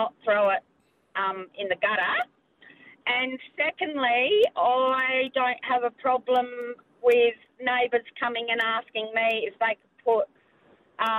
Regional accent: South Australia, Australia; being South Australian

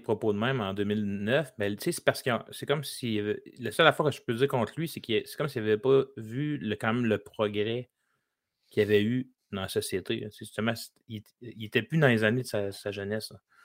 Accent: Lévis, Quebec, Canada; j'ai grandi dans un bungalow

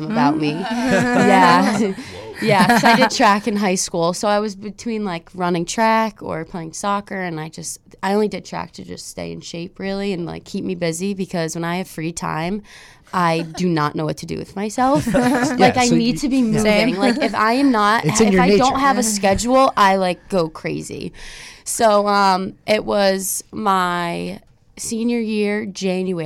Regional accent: Cheshire, Connecticut, United States; I'm from Cheshire, so obviously, like, I grew up around Quinnipiac

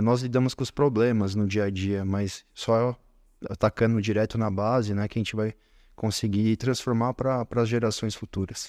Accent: São Paulo, Brazil; aqui na capital, na Zona Norte, onde é, eu fui criado, onde eu nasci

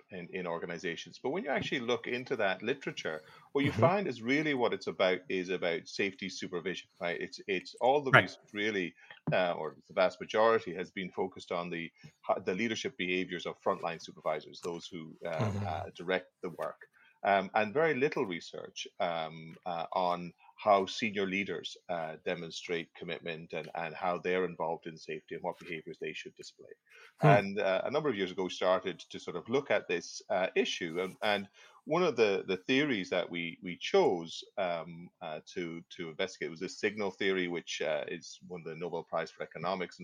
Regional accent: Ireland; moved away as an adult; also born or lived in Aberdeen, Scotland; now in Halifax, Canada; I'm originally actually from Ireland, but I studied in Aberdeen in Scotland

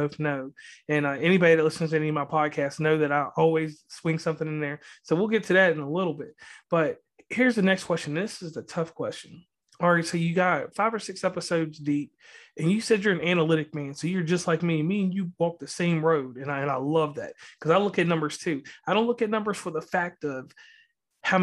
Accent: Virginia, United States; now in West Virginia, United States; I'm from Virginia

